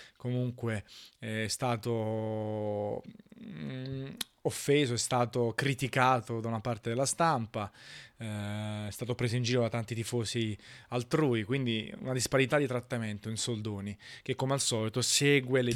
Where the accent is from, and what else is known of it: Italy